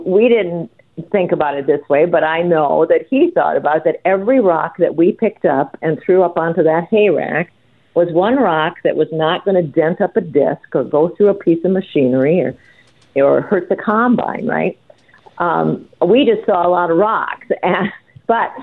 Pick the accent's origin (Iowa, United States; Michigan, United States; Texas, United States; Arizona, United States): Iowa, United States; Northern; when I was a kid growing up in Northern Iowa with a big family